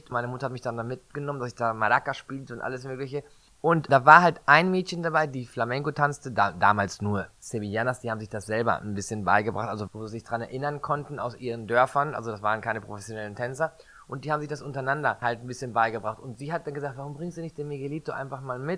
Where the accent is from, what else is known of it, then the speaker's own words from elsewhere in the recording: Münster, North Rhine-Westphalia, Germany; also born or lived in Mexico City, Mexico; Genau, also ich bin ja in Münster großenteils aufgewachsen. Ja, und das bin ich eigentlich dort zur Schule gegangen. Ich war auch für zweieinhalb Jahre den Kindergarten in Mexico de Efe, in der Hauptstadt von Mexiko, in Coyoacán, in dem Viertel von Frida Kahlo.